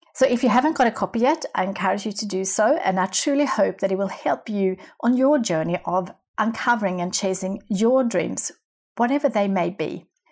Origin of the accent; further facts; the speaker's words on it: Sweden; moved away; my hometown in Sweden.